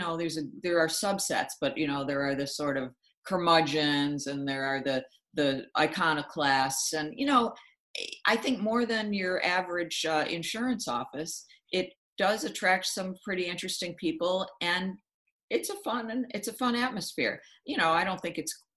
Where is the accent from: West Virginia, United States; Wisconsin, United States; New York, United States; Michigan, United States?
New York, United States; Buffalo; I had summer internship offers at the two papers in my hometown of Buffalo.